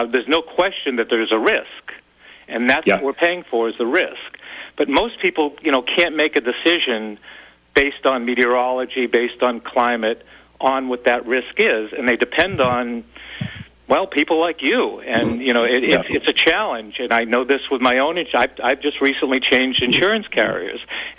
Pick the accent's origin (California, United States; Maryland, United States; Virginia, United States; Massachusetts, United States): Massachusetts, United States; Boston; also born or lived in Hull, Massachusetts / State College, Pennsylvania; growing up in Dorchester